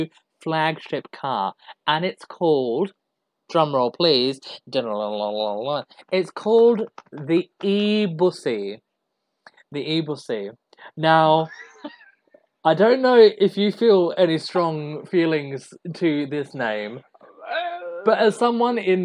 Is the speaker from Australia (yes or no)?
yes; Australia; now in United Kingdom; I'm an Australian living in the UK